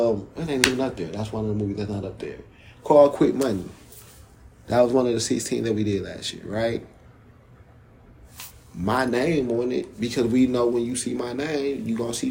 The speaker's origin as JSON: {"language": "English", "region": "New York", "country": "United States", "moved": "yes", "lives_now": "Detroit, United States", "said": "I'm from New York originally"}